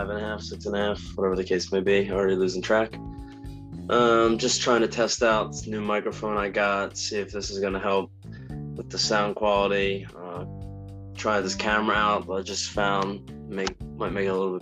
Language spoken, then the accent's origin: English; New Jersey, United States; I am from New Jersey